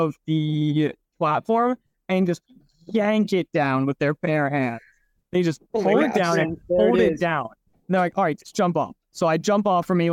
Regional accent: Oregon, United States; I was born in Oregon, raised there for a while

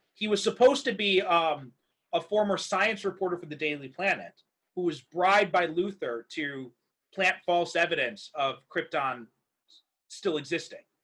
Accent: Chicago, Illinois, United States; my hometown is used heavily, especially in The Dark Knight, it was all filmed in Chicago

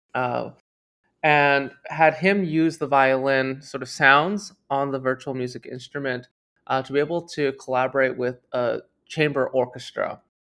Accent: Toronto, Ontario, Canada; I grew up in Toronto, Canada

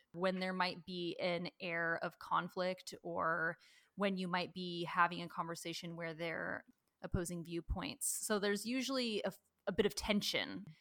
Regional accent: Washington, United States; I grew up in Washington, a lot of rain

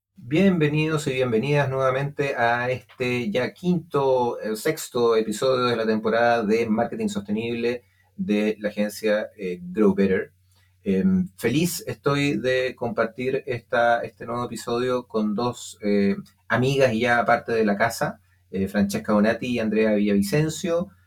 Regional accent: Santiago, Santiago Metropolitan, Chile; also born or lived in Alto Palena; Yo nací en Santiago, pero viví mis cuatro años en un pueblo que se llama Alto Palena

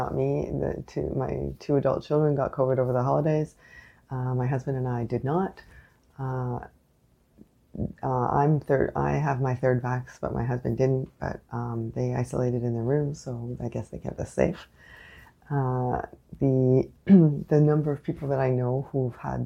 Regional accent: Canada; I am unapologetically Canadian

